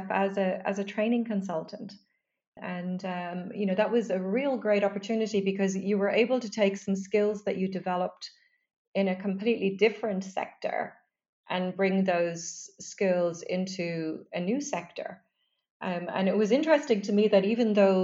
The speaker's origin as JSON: {"language": "English", "town": "Dublin", "region": "Leinster", "country": "Ireland", "tie": "born or raised there", "said": "I grew up in Dublin"}